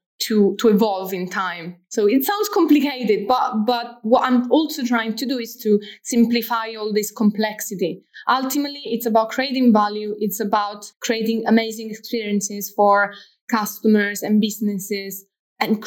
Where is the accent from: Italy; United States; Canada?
Italy; Rome, Lazio; now in Manchester, United Kingdom; I'm from Rome, Italy.